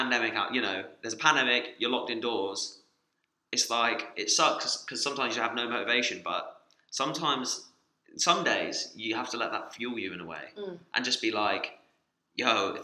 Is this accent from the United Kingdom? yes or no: yes; Somerset, South West England, United Kingdom; moved away; at the beginning of lockdown I went to Somerset